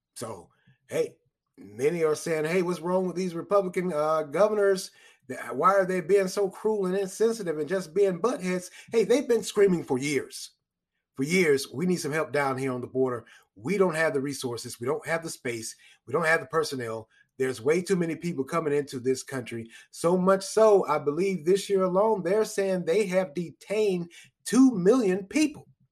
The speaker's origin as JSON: {"language": "English", "country": "United States", "said": "We're American citizens."}